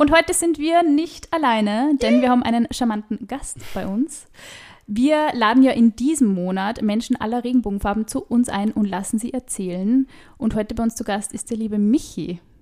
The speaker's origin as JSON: {"language": "German", "region": "Upper Austria", "country": "Austria", "said": "weil ich heute halt auch aus Oberösterreich bin"}